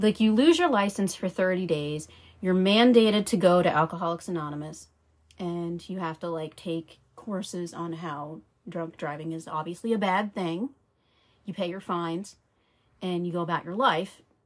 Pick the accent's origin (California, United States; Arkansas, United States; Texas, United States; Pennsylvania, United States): Pennsylvania, United States; I was born in Pennsylvania in November 1986.